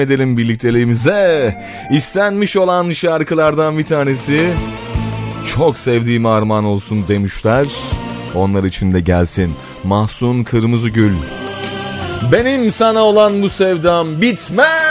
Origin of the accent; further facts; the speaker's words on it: Turhal, Tokat, Turkey; ben de Tokat Turhal'lıyım